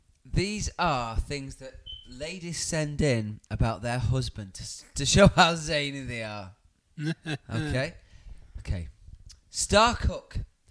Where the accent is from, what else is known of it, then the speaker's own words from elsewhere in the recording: Dudley, West Midlands, United Kingdom; I'm lovely from Dudley.